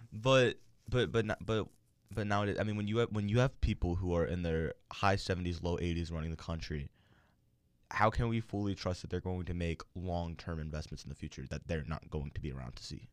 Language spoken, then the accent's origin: English; Maryland, United States; my home state, Maryland